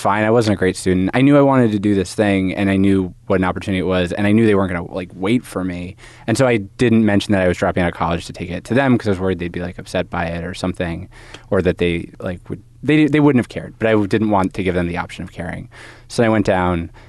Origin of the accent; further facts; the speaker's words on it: Haverford, Pennsylvania, United States; Haverford, Pennsylvania. It's, like, outside Philadelphia